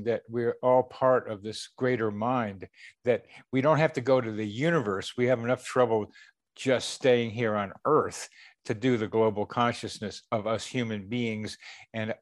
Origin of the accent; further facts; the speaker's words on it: Shaker Heights, Ohio, United States; I went to Moreland School, which was in Shaker Heights